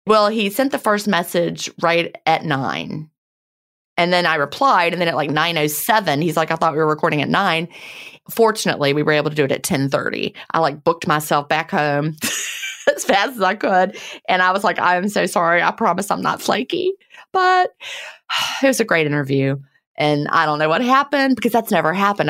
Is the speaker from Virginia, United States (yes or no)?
yes; Virginia, United States; moved away; I grew up in Virginia